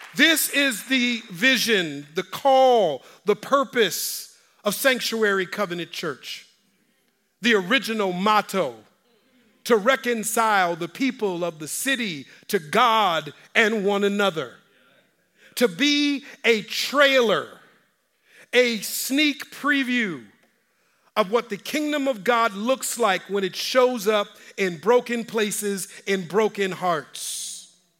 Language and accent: English; Minneapolis, Minnesota, United States; I'm from Minneapolis. I graduated from North High School